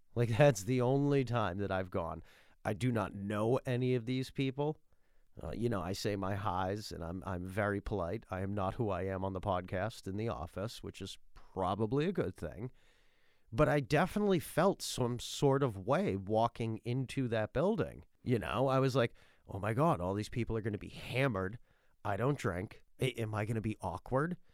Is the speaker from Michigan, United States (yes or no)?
no; Massachusetts, United States; I'm from Massachusetts